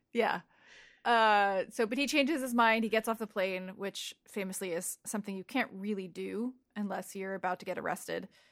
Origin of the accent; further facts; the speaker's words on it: Saddle Brook, New Jersey, United States; moved away; also born or lived in Glen Rock, New Jersey; I grew up in Saddlebrook until I was thirteen